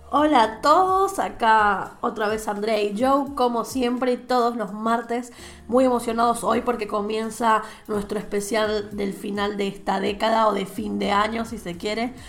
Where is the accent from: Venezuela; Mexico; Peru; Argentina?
Venezuela; moved away as an adult; now in Spain; yo soy española además de ser venezolana